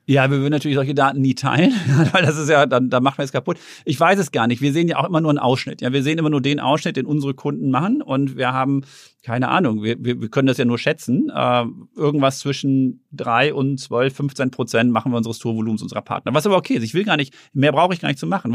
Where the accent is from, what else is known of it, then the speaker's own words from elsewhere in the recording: Herten, North Rhine-Westphalia, Germany; moved away; ich bin in Herten groß geworden, im Ruhrgebiet